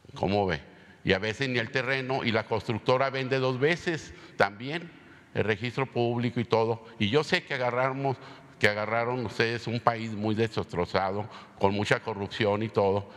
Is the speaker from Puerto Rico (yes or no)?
no; Mexico; Todos somos mexicanos